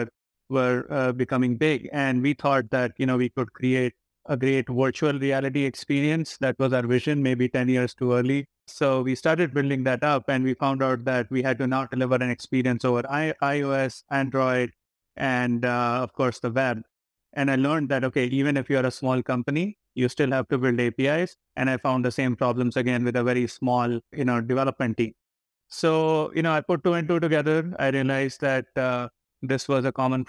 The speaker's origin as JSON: {"language": "English", "country": "India", "tie": "born or raised there", "said": "I grew up in India"}